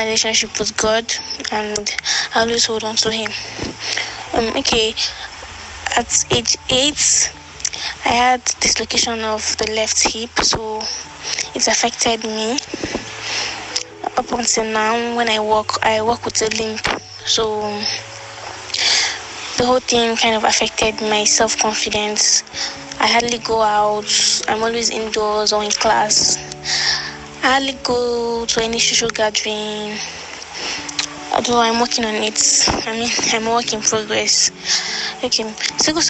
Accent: Kogi, Nigeria; now in Niger State, Nigeria; I'm from Kogi State, but I live in Niger State

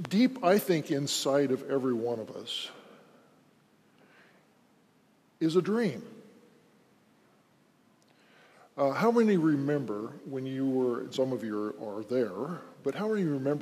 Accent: Wyoming, United States; I'm from Wyoming. I grew up in Wyoming.

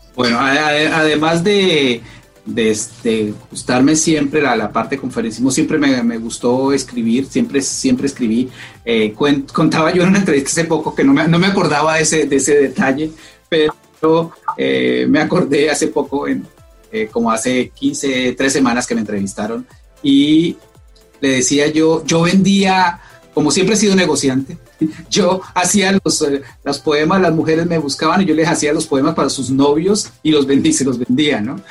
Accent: Colombia; moved away as an adult; now in United States; soy, soy colombiano, soy colombiano

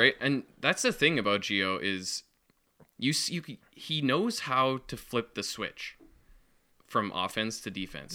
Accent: Western Canada, Canada; we're from the West

